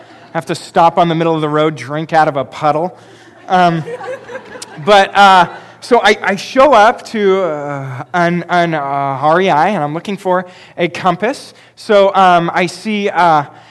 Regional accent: Pacific Northwest, United States; I have grown up in the Pacific Northwest

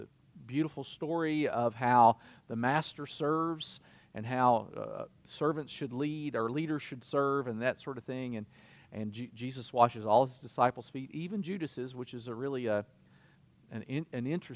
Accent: Kentucky, United States; I'm from Kentucky

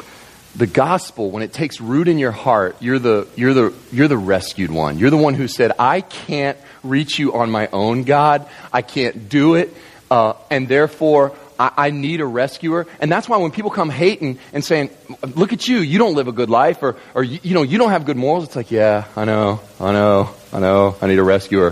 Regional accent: Kentucky, United States; I grew up in Kentucky, surrounded on three sides by farmlands

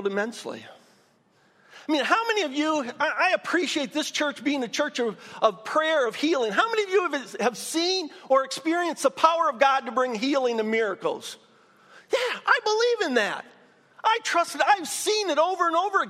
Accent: Michigan, United States; moved away as an adult; also born or lived in Dayton; went back to my home state of Michigan

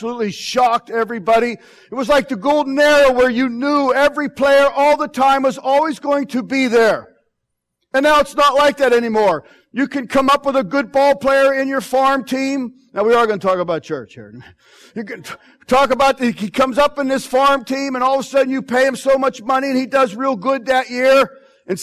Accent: Pittsburgh, Pennsylvania, United States; I'm from Pittsburgh

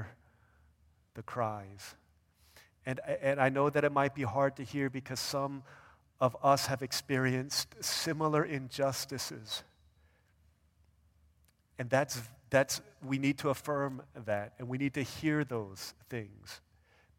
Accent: United States; as Asian American people

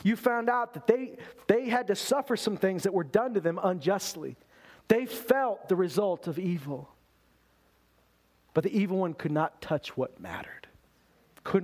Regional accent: Loon Lake, Saskatchewan, Canada; also born or lived in Lloydminster, Alberta; I've lived every day of my life in Canada. I was born in Meadow Lake, Saskatchewan. Grew up in Loon Lake, Saskatchewan and Lloydminster, Alberta.

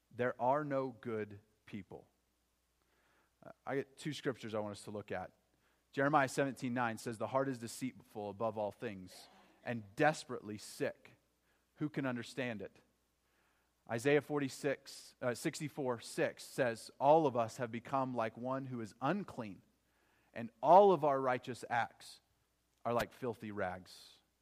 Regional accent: Oklahoma, United States; growing up in Oklahoma

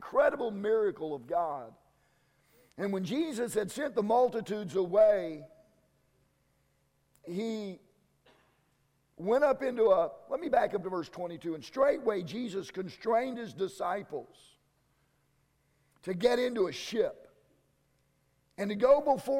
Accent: Kansas, United States; I'm from Kansas

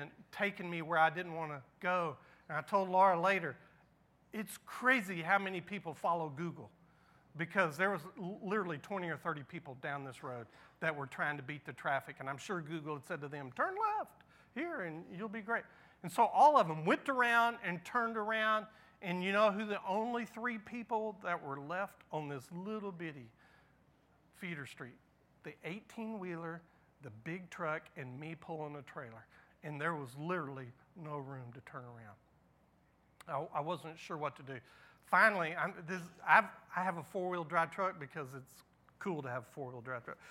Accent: Houston, Texas, United States; I grew up in Houston

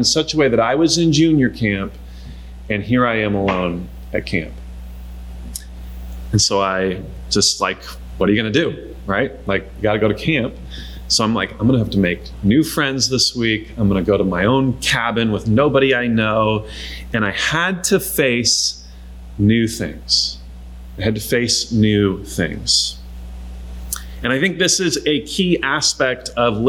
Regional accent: Eastern Washington, United States; We grew up in Eastern Washington

